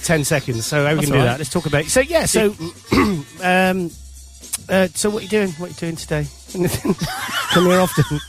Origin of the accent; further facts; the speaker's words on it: London, United Kingdom; We're from London.